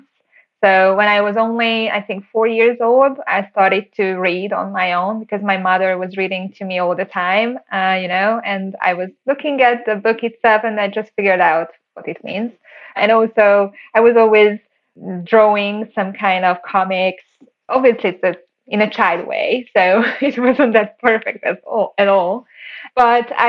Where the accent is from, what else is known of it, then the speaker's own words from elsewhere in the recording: Siófok, Somogy, Hungary; I grew up in Hungary, a small town next to the Lake Balaton. It's called Siófok